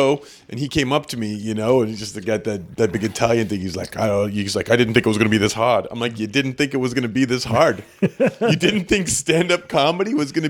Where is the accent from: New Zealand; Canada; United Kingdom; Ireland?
Canada; I'm from the first Polish settlement in Canada, so everything was ski. Gutoskie, Admanski, Chepeski, Romleski.